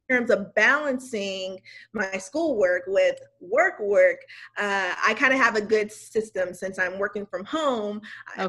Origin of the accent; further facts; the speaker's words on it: West Covina, California, United States; I am from West Covina, California, which is right outside of Los Angeles.